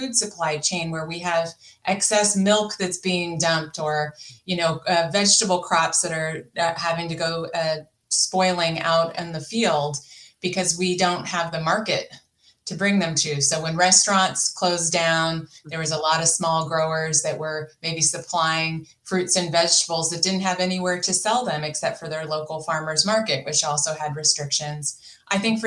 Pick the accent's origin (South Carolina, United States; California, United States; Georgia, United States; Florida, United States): California, United States; Napa County; I grew up in California in Napa County